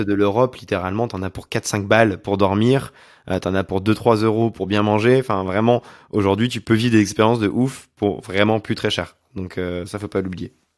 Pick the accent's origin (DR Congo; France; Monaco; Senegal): France; Auvergne-Rhône-Alpes; moved away; also born or lived in Montreal; je viens d'Auvergne